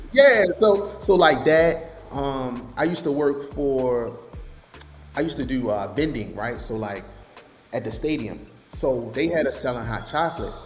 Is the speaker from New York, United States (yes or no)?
no; Baltimore, Maryland, United States; I'm from Baltimore, so I'm a young guy. To be completely transparent, bro, the side of the city that I'm from, we like to get money